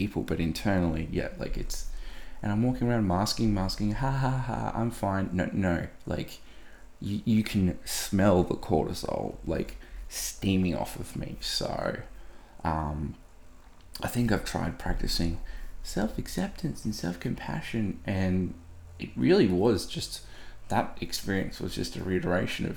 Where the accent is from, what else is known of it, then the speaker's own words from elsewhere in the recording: Australia; as an Aussie male